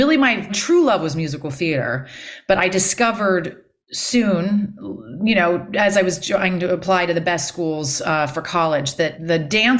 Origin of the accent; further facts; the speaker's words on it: Houston, Texas, United States; Houston, Texas.